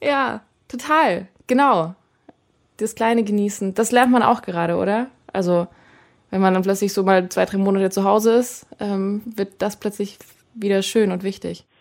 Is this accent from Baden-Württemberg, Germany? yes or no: yes; Friedrichshafen, Baden-Württemberg, Germany; Friedrichshafen gespielt, in meiner Heimat quasi fast da ganz unten